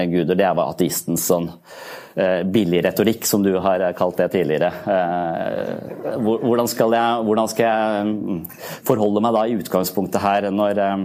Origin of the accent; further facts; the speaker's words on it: Eastern Norway, Norway; moved away; Jeg vokste opp på Østlandet.